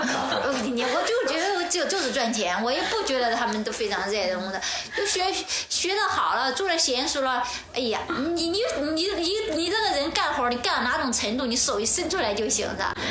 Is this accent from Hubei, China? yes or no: yes; Xiangyang, Hubei, China; moved away as an adult; now in Beijing, China; 会想到我们老家那襄阳，我在那里生活了二十年。